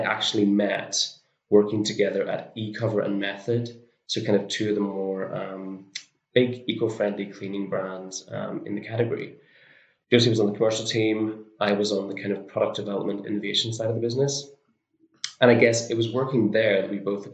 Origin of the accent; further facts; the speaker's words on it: Northern Ireland, United Kingdom; moved away; I'm from Northern Ireland originally.